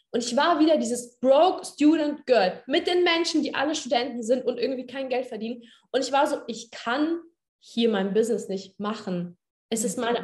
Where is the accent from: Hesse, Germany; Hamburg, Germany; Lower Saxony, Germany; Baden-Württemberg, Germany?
Hesse, Germany; now in Potsdam, Germany; ich komme ja eigentlich aus Hessen, aus einer kleinen Stadt aus Hessen.